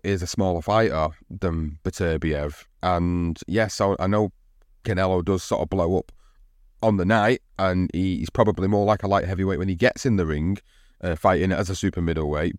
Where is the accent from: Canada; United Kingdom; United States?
United Kingdom; as a British fight fan